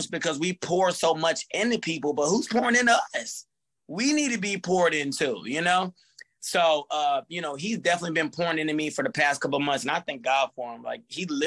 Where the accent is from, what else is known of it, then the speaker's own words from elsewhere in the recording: Fayetteville, United States; I love my hometown. I put on for my hometown